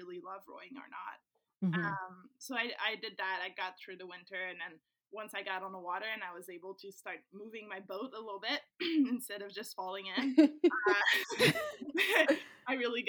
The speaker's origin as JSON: {"language": "English", "town": "Saint-Hubert", "region": "Quebec", "country": "Canada", "tie": "born or raised there", "second_language": "English", "said": "I was in Saint-Hubert in my hometown."}